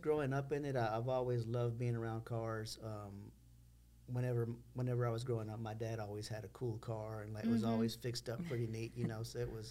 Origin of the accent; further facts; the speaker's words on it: Texas City, Texas, United States; We're both from Texas City, born and raised. We have our kids here in Texas City.